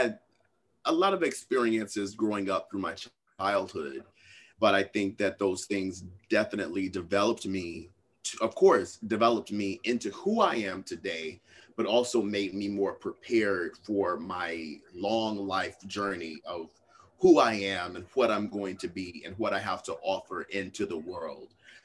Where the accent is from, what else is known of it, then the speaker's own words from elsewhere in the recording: Little Rock, Arkansas, United States; now in New York, United States; Yeah, so I was born in Little Rock, Arkansas.